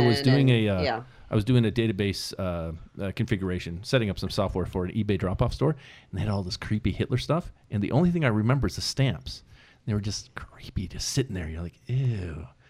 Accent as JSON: {"language": "English", "region": "California", "country": "United States", "tie": "born there", "said": "Maybe it's because I was born in California."}